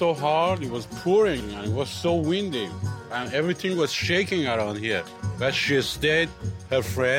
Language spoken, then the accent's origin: English; Iran; English is a second language; now in San Francisco, United States; I was born in Persia, Iran. I'm a cab driver